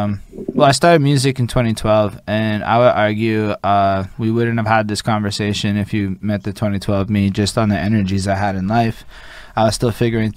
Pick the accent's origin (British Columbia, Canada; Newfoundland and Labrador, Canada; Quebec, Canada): Quebec, Canada; Montreal; I come from Montreal.